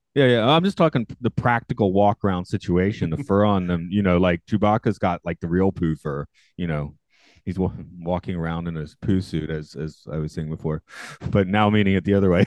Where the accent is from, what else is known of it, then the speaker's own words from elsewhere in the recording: the South, United States; I grew up in the South